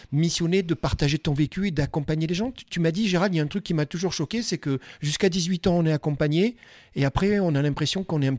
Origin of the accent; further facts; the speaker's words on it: Nouvelle-Aquitaine, France; Je t'ai regardé, j'ai dit Maëva, c'est trop fort puisque tu sais, je viens de Dordogne et je trouve ça génial.